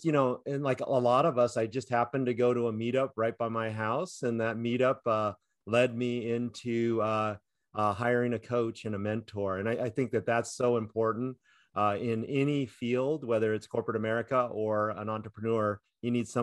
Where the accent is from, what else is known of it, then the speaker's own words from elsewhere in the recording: Orange County, California, United States; growing up in California, Orange County, California